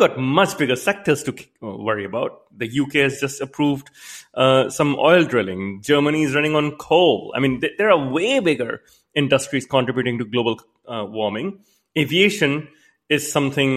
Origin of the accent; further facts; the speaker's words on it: Canada; I myself, I'm a Canadian